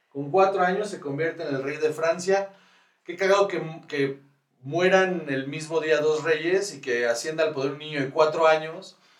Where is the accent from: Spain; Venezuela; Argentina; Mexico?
Mexico; Guaymas, Sonora; moved away as an adult; now in Mexico City, Mexico; yo soy de Guaymas, Sonora.